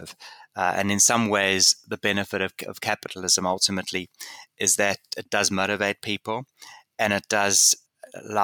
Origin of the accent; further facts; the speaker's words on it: South Africa; growing up in South Africa